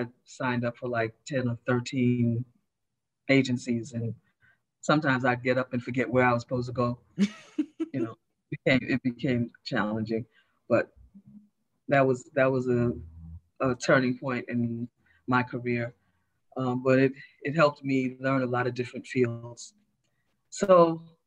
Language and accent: English; New York City, New York, United States; also born or lived in East Meadow, Long Island / Brooklyn; I was born in East Meadow, Long Island. So I was born out in Long Island. Okay. I was raised in Queens and I live in Brooklyn